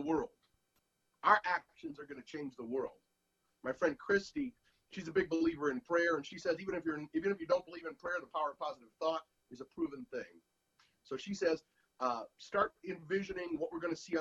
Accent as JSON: {"language": "English", "town": "St. Louis", "region": "Missouri", "country": "United States", "tie": "born or raised there", "moved": "yes", "lives_now": "West Coast, United States", "said": "the murder rates of my hometown of St. Louis"}